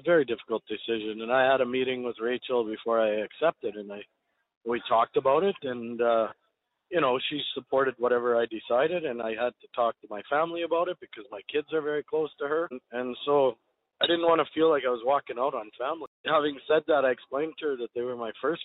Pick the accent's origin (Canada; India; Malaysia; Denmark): Canada; I'm Canadian.